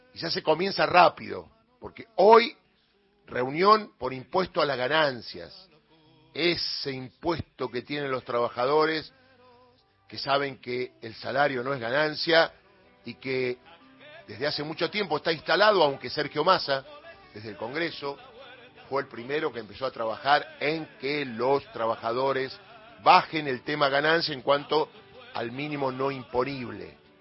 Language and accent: Spanish; Argentina; somos todos los argentinos